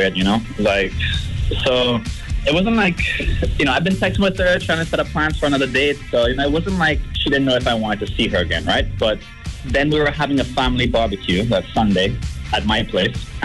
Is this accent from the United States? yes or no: no; England, United Kingdom; moved away; I'm from England. Well, I was raised in England.